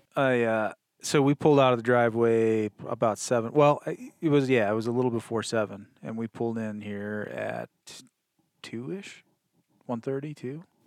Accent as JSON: {"language": "English", "region": "Wisconsin", "country": "United States", "tie": "born or raised there", "moved": "yes", "said": "I grew up in Wisconsin"}